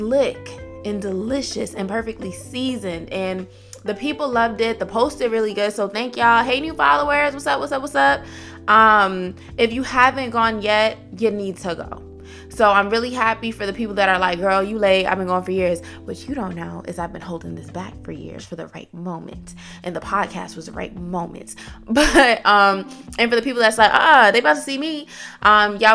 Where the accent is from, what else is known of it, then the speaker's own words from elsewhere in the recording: New York City, New York, United States; now in Atlanta, United States; I'm still from the Bronx